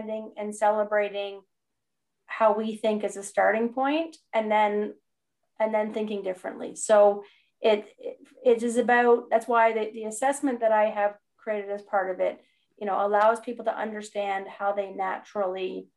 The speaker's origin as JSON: {"language": "English", "country": "Canada", "said": "I'm a Canadian"}